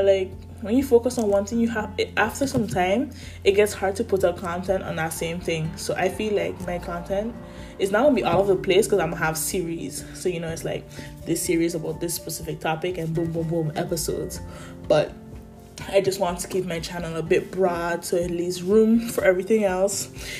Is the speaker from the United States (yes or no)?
no; Sint Maarten; moved away as an adult; now in Netherlands; I'm 19 years old and I am currently living in the Netherlands. However, I was born in St. Martin, an island in the Caribbean, a beautiful island in the Caribbean at that. But I moved in 2019 after I graduated high school